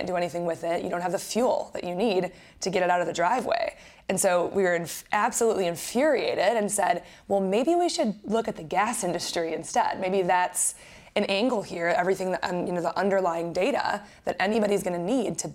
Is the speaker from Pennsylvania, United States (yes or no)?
no; Wisconsin, United States; now in Florida, United States; I grew up in Wisconsin and met my co-founder while we were in college.